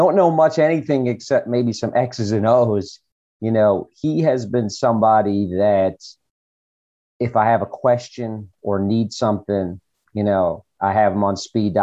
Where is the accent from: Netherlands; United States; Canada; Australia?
United States; Massachusetts; moved away as an adult; also born or lived in Florida / San Antonio, Texas; now in New Jersey, United States; where I grew up in Massachusetts.